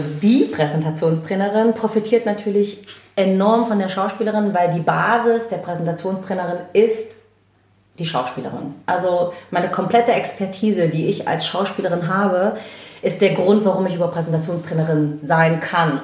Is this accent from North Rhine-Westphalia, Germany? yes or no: no; Chemnitz, Saxony, Germany; moved away; also born or lived in Hamburg; ich bin in Karl-Marx-Stadt geboren